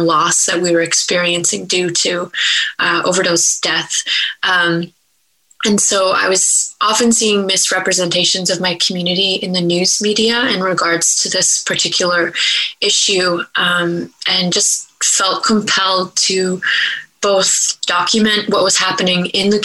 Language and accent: English; Blood Reserve, Alberta, Canada; many of us say we're from the Blood Reserve.